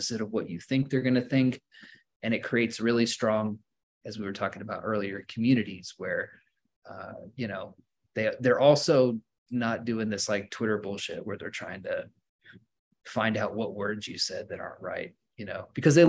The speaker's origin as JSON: {"language": "English", "region": "Oklahoma", "country": "United States", "tie": "born or raised there", "said": "this is what I've always loved about Oklahoma. It's why I still live here. I live in my hometown that I grew up"}